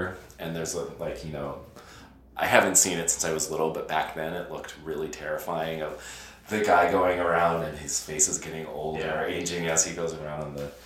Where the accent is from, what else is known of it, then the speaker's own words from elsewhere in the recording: Utah, United States; I'm from Utah